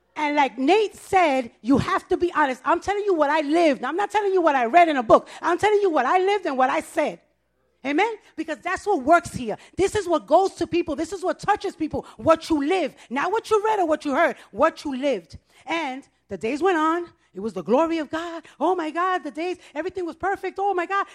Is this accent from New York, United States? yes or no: yes; New York City, New York, United States; I was born and raised in the Bronx. I'm a Bronx girl.